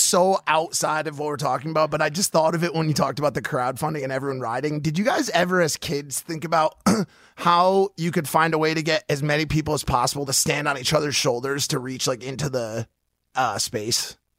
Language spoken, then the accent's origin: English; Stamford, Connecticut, United States; moved away; I'm from just outside New York